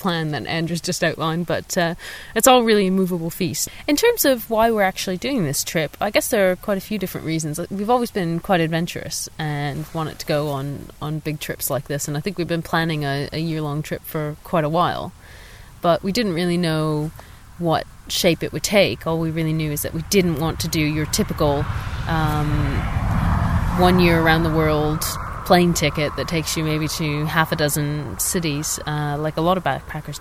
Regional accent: Canada; moved away as an adult; now in London, United Kingdom; we're two Canadians

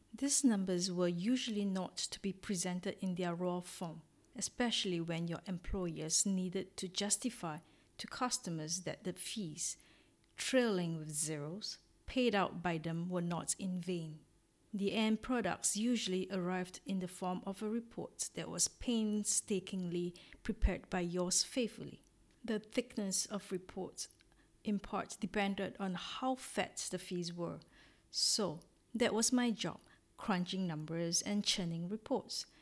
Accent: Singapore; moved away as an adult; now in Orsay, France; I am originally from Singapore, a little country in Southeast Asia and have been living in France for four years since 2016 in a little town called Orsay

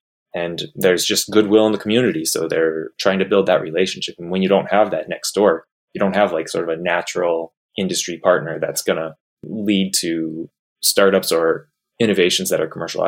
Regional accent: Alaska, United States; There's not a real difference just because we're from Alaska, even in terms of the technology.

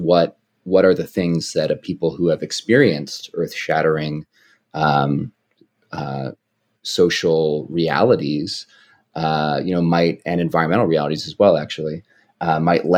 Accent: Oakland, California, United States; where I grew up in the Bay Area, in Oakland, California

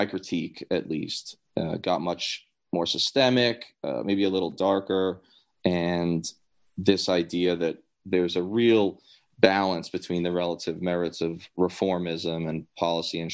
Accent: New York, United States; a New Yorker from a firefighter-heavy family and neighborhood

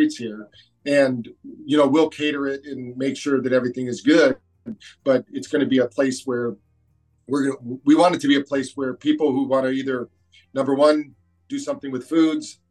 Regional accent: Michigan, United States; moved away as an adult; also born or lived in Phoenix / New Bern, North Carolina; now in North Carolina, United States; I'm from Michigan

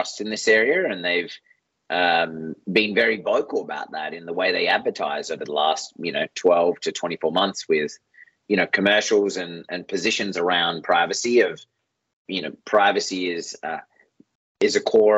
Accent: Australia; I'm Australian

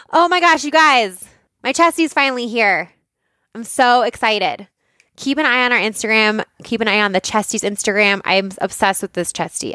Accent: Boulder, Colorado, United States; I grew up in Boulder

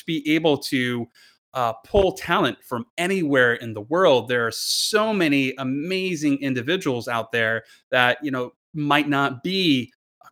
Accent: New Jersey, United States; moved away; I'm from Jersey

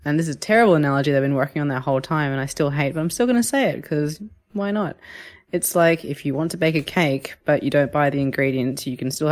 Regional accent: Hong Kong; I was born in Hong Kong and it is a very built up area.

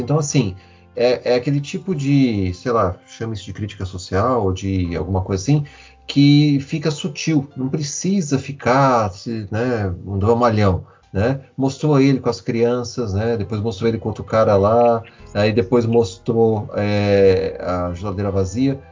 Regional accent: interior of São Paulo, Brazil; sou do interior de São Paulo

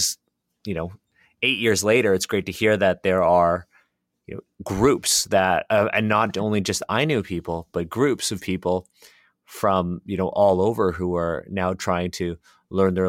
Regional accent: Canada; moved away; also born or lived in China; I was born in Canada. I'm ethnically Chinese

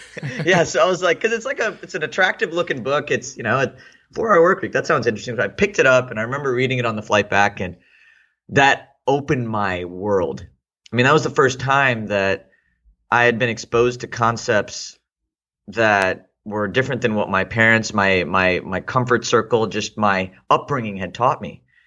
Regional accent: Houston, Texas, United States; also born or lived in India / Austin, Texas; I lived in Houston from the sixth grade. Uh, it pretty much, I, for all intents and purposes, I consider myself to be Houstonian

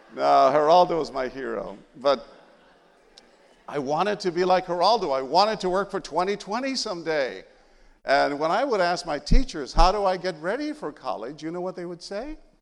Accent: San Antonio, Texas, United States; first language Spanish; English is a second language; when I was a little boy growing up in that barrio in San Antonio

